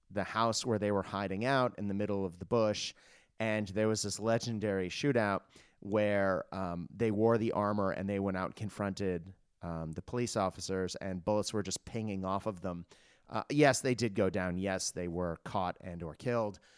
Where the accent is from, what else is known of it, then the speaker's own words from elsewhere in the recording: Japan; also born or lived in United States / Australia; Now, I am Australian. I, am a dual citizen. I uh, was born in the US, obviously, as the accent gives it away. Um, and I grew up in Japan